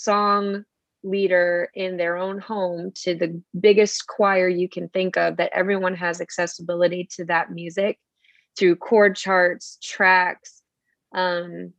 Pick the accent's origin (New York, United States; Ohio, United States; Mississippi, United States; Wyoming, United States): New York, United States; Buffalo; I hail from Buffalo, New York